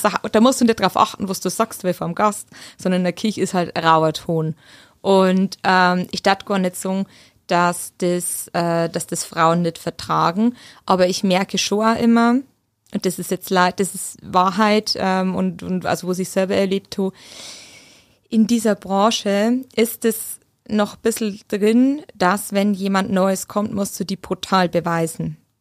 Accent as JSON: {"language": "German", "area": "Mitterhöll, Upper Palatinate", "region": "Bavaria", "country": "Germany", "also_born_or_lived": "Munich / Vienna / Hamburg / Heidelberg", "accent": "Oberpfälzisch", "moved": "as an adult", "lives_now": "Stuttgart, Germany", "said": "ich bin aus Mitterhöll, das ist die Dreiskerzone zwischen Ober- und Unterhöll."}